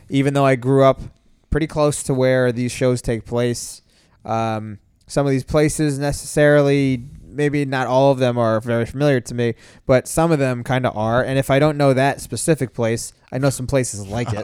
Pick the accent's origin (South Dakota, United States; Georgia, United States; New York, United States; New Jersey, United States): New Jersey, United States; Edison; moved away; also born or lived in Howell, New Jersey; I grew up in Edison